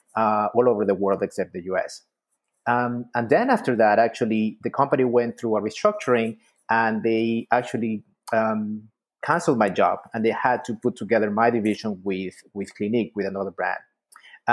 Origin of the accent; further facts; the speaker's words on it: Ecuador; moved away as an adult; also born or lived in Miami, United States; now in United States; I'm actually from Ecuador. I came to the U.S. First as a student